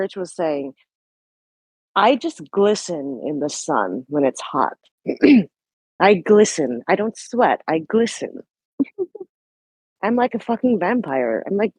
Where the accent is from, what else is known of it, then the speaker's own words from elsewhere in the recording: New Zealand; moved away; also born or lived in Philippines; I may have been born in the Philippines, but I grew up in New Zealand where the weather was like 70 degrees was considered hot.